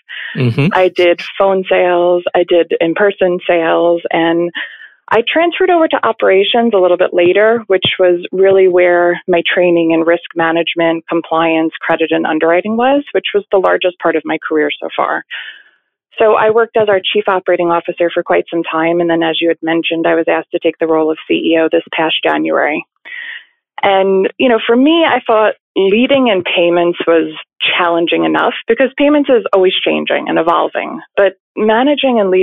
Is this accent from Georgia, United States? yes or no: no; Bethpage, New York, United States; So I grew up in Long Island, New York, specifically Bethpage, which is about 30 minutes away from Manhattan